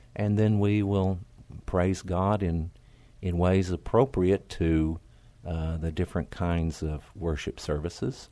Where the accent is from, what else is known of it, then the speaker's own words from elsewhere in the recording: Oklahoma, United States; moved away as an adult; also born or lived in Tennessee; now in San Antonio, United States; I grew up in Oklahoma, uh, way out in the country